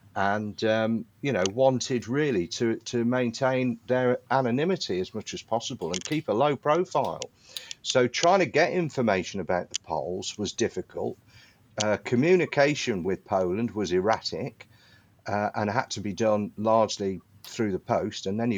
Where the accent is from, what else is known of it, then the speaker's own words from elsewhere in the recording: Midlands, United Kingdom; And then when I was growing up in the Midlands, you know, it's not like you're living down in Kent or Sussex or Hampshire or Dorset and you've got the Battle of Britain.